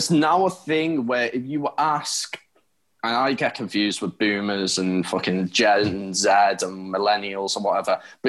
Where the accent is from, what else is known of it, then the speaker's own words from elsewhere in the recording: the Wirral, North West England, United Kingdom; I'm from the Wirral and I am still very part of Merseyside. So I'm part of Liverpool.